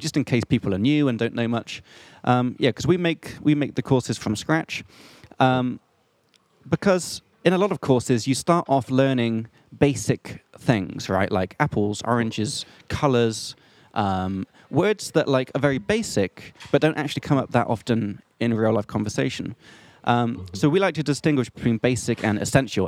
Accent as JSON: {"language": "English", "region": "England", "country": "United Kingdom", "moved": "yes", "lives_now": "Prague, Czech Republic", "said": "I'm from England"}